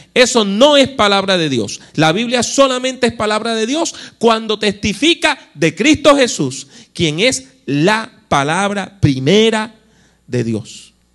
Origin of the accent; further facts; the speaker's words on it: Puerto Rico; also born or lived in United States / Costa Rica; yo soy puertorriqueño